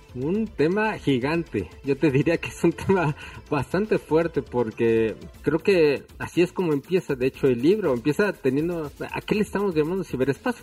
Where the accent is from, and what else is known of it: Mexico